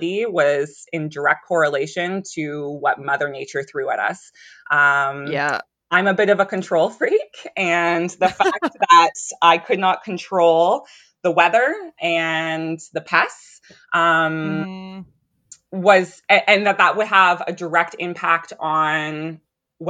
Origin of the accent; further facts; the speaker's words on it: Ontario, Canada; now in Pontypool, Canada; we were from Ontario.